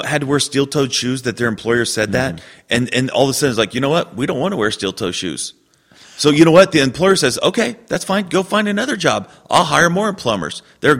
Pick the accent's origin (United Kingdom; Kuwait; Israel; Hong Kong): United Kingdom; Scotland; I'm Scottish, and all good Scottish people have beards.